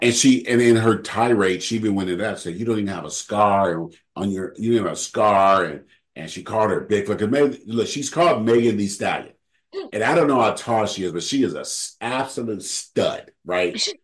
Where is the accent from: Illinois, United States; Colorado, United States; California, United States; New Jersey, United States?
California, United States; I'm from California